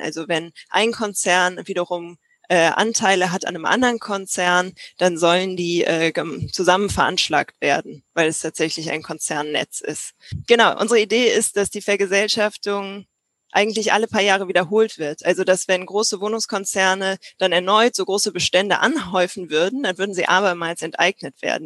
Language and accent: German; Berlin, Germany; ich komme aus Berlin, meine Eltern wohnen hier, mein Bruder wohnt hier